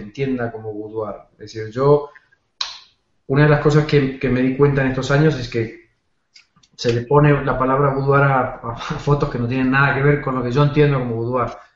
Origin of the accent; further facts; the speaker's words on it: Argentina; moved away as an adult; now in Spain; soy argentino afincado en España hace 15 años